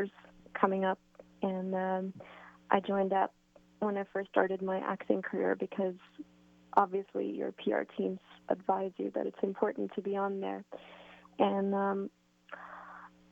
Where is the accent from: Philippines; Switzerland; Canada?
Canada; I've been brought up with a lot of freedom from my parents and being Canadian